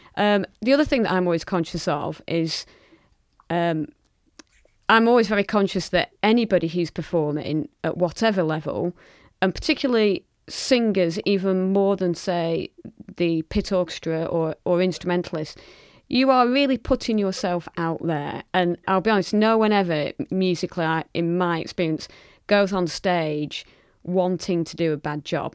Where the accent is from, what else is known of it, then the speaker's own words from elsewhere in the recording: Lancashire, North West England, United Kingdom; I'm proudly from Lancashire and from the north